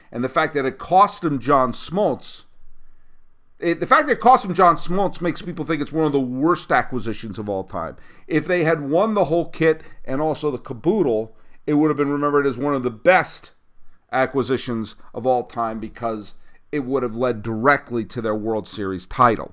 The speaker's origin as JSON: {"language": "English", "area": "suburbs of Boston, New England", "region": "Massachusetts", "country": "United States", "tie": "born or raised there", "said": "I'm a native New Englander. I lived in the suburbs of Boston for a long time growing up"}